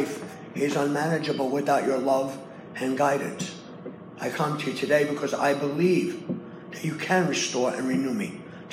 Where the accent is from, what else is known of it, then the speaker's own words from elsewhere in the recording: New York City, New York, United States; I come from Brooklyn